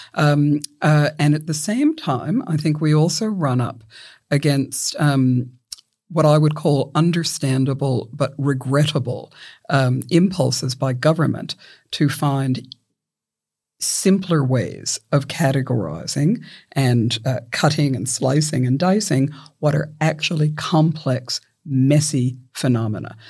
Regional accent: Victoria, Australia; my home state of Victoria

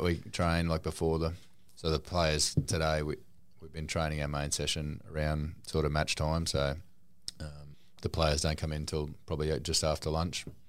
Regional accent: Newcastle, New South Wales, Australia; I was born in Newcastle

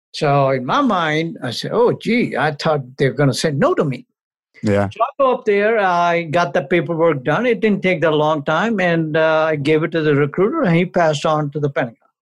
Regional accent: India; moved away as an adult; also born or lived in New Delhi, India / Amritsar, Punjab, India / Chicago, United States; now in United States; I was born born in India, raised there for the first 21 years

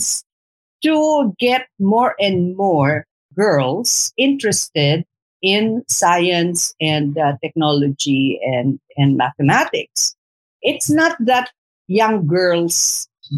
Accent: Sulu, Bangsamoro, Philippines; we come from the same region. We come from Sulu

